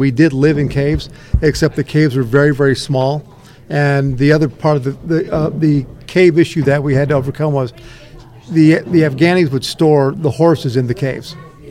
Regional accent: Oregon, United States; I grew up in Oregon.

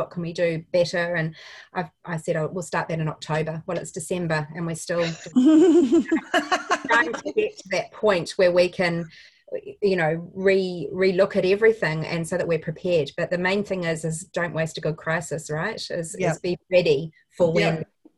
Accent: New Zealand; As a New Zealander

